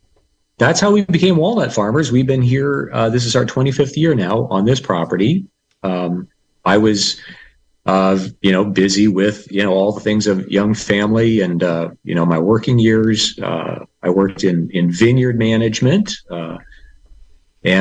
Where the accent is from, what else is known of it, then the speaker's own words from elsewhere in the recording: Los Angeles, California, United States; moved away as an adult; also born or lived in Pomona, California / Davis, California / Mendocino County, California; now in Lake County, United States; I am from Southern California, grew up in the suburbs